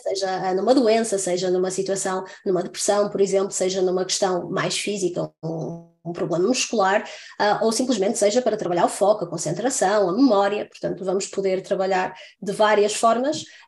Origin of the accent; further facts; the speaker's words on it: Santa Maria da Feira, Norte, Portugal; now in France; eu sou do Norte, não é? Estava eu a dizer há bocadinho sou de Santa Maria da Feira